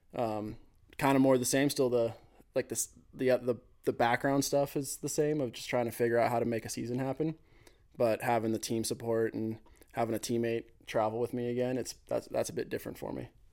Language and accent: English; Mammoth Lakes, California, United States; moved away as an adult; also born or lived in Alpine, Wyoming / Otis, Sweden; I'm from Mammoth Lakes, California